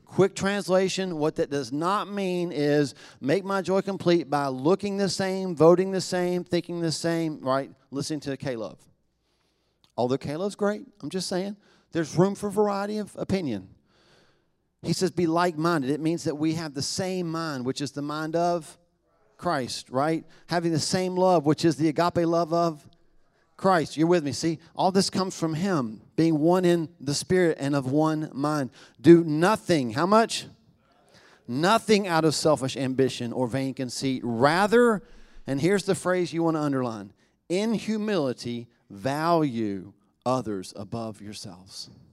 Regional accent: the South, United States; we're from the South

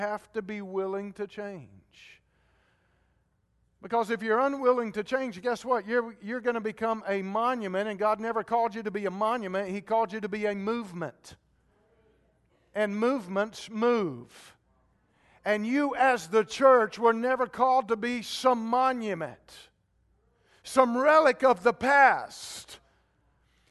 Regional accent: Georgia, United States; now in Concord, United States; I grew up in Georgia

